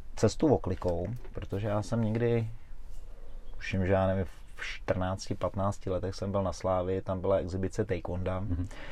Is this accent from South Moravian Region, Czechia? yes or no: no; Roztoky, Central Bohemian Region, Czechia; moved away; also born or lived in Smíchov, Prague; já jsem vlastně pocházím z Rostok